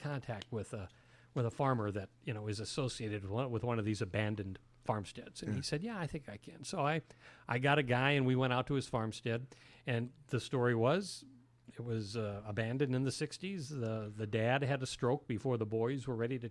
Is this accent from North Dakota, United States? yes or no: yes; Fargo, North Dakota, United States; moved away as an adult; now in Bismarck, United States; I was grown and born and raised in Fargo